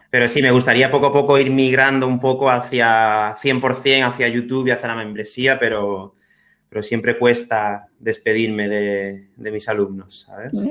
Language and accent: Spanish; Spain; also born or lived in Manchester, England; me fui a, Inglaterra, como, mucha gente, como muchos españoles